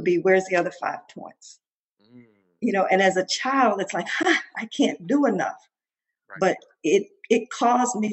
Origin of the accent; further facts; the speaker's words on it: Mississippi, United States; growing up in Mississippi